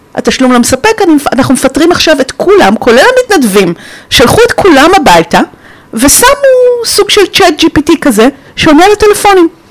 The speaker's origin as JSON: {"language": "Hebrew", "country": "Romania", "tie": "born or raised there", "moved": "yes", "said": "אני נולדתי בשנות ה-70 בקומוניזם, ברומניה"}